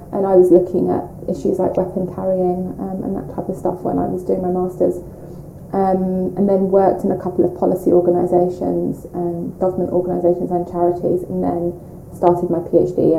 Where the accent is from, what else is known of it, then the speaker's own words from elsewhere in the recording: London, United Kingdom; we grew up in North London, um, so first Kilburn, then Edmonton, so we've always kind of been North London um, people, and I still live in North London uh, now